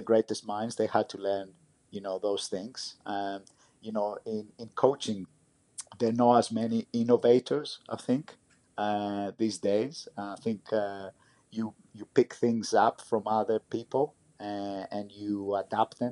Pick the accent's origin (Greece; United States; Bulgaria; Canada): Greece; my experience growing up in Greece